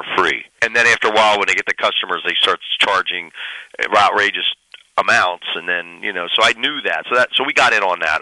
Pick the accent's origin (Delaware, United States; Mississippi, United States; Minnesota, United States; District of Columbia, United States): Delaware, United States; also born or lived in Boston; I was born in Delaware